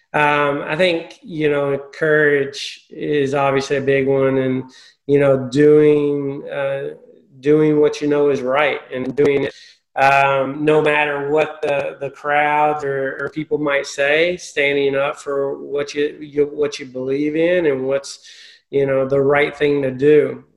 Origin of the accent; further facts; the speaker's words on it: Tennessee, United States; moved away as an adult; now in Charlotte, United States; I'm originally from Tennessee